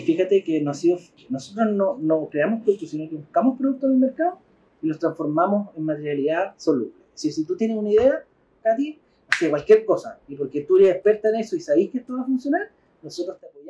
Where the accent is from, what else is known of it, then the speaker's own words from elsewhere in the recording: Concepción, Biobío, Chile; Somos de Concepción y vamos mucho a Pucón